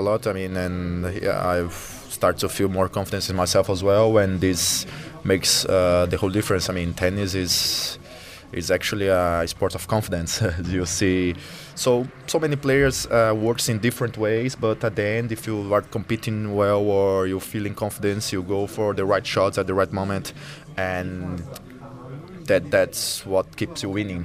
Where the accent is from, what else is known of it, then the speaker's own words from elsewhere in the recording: Fortaleza, Ceará, Brazil; now in São Paulo, Brazil; the city I was born in Fortaleza